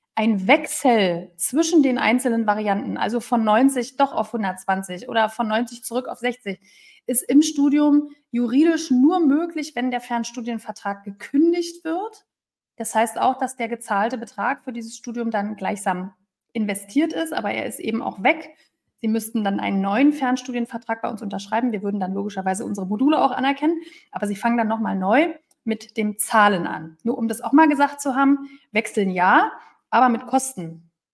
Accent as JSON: {"language": "German", "region": "Berlin", "country": "Germany", "moved": "yes", "said": "ich bin ja Berlinerin"}